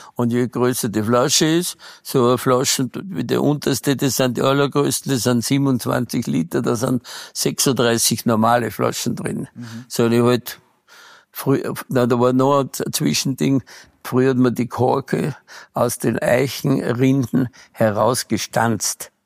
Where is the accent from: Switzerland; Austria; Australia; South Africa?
Austria; Arlberg, Tyrol; also born or lived in Bad Gastein; meine Heimat ist hier